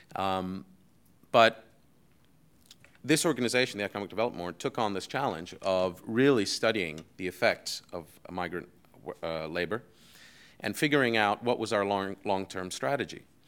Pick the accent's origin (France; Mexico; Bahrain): Bahrain; also born or lived in United States / Europe; I grew up in Bahrain, I went to high school in Bahrain